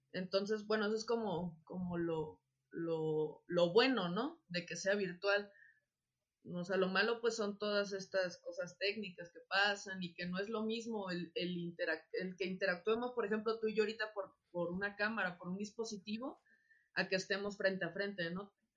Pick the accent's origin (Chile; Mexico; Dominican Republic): Mexico; Acapulco, Guerrero; moved away; yo soy de Acapulco